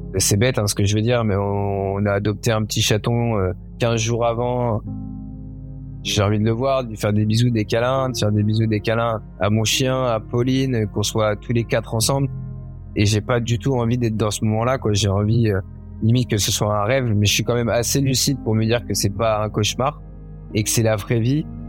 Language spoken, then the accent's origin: French; Issoudun, Centre-Val de Loire, France; also born or lived in Esperança, Brazil; j'ai passé euh, toute mon enfance et mon adolescence dans une ville qui s'appelle Issoudun, en région centre